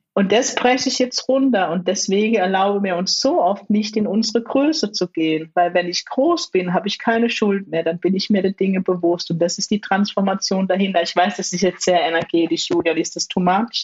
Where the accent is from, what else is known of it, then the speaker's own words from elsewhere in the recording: Germany; sind beide in Deutschland geboren und groß geworden